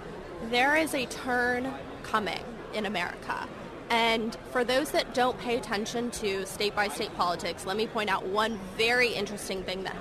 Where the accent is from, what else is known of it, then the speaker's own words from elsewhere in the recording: California, United States; California, my home state